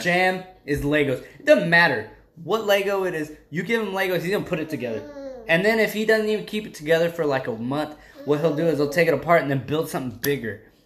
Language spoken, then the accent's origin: English; South Texas, United States; I grew up in South Texas